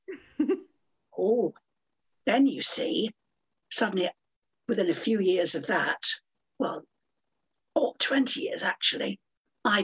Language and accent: English; United Kingdom; I'm a British person